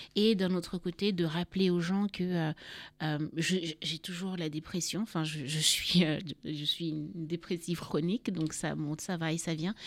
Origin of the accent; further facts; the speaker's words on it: Cameroon; moved away as an adult; also born or lived in Paris, France / Yaoundé / Douala / Garoua; now in France; je suis née à Paris, mais j'ai grandi au Cameroun, donc dans différentes villes du Cameroun